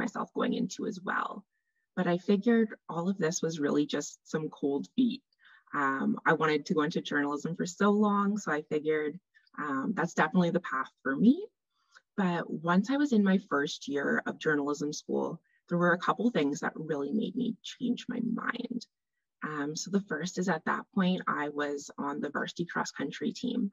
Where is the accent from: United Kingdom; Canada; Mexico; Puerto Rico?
Canada; also born or lived in Northern Ontario; I am a Canadian dietitian.